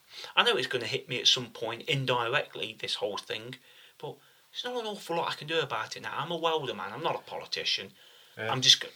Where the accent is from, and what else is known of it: United Kingdom